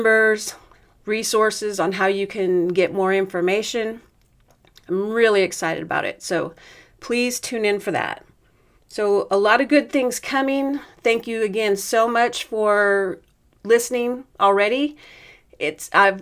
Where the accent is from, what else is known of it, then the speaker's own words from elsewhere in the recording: Oregon, United States; I'm from Oregon